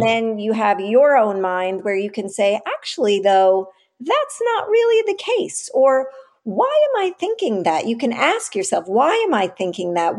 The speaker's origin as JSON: {"language": "English", "town": "New York City", "region": "New York", "country": "United States", "tie": "born or raised there", "said": "I grew up in the West Village in the, you know, late seventies, early eighties, nineties"}